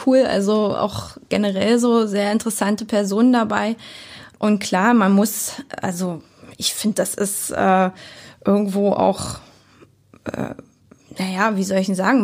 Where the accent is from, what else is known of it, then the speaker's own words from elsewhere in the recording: Lübbenau, Brandenburg, Germany; also born or lived in Berlin / Cottbus; Bin ja hier geboren, aufgewachsen. Also ich bin in Lübben geboren, um's genau zu sagen, und in, äh, Lübbenau zur Schule